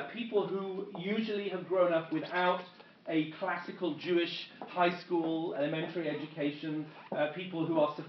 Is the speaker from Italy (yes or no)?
no; England, United Kingdom; moved away as an adult; also born or lived in London; now in Israel; my accent, as you can tell, I am not American. I am originally from England.